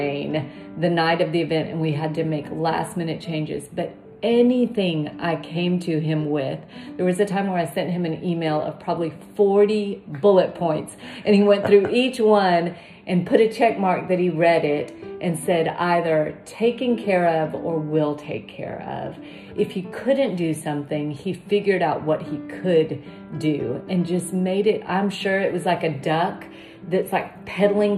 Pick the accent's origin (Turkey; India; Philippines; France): India; moved away; I was born in India